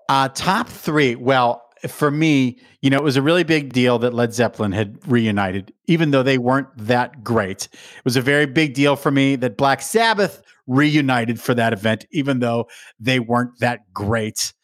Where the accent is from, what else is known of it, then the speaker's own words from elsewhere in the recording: New Mexico, United States; also born or lived in Pittsburgh; I was born in Pittsburgh, but my parents divorced in 1980, and my mom moved us to New Mexico